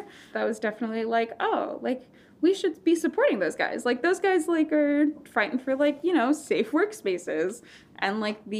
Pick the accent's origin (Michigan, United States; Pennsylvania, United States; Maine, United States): Maine, United States; Brunswick; I grew up in a low income household, and we grew up like in Brunswick. So like there was Bath Iron Works right down the road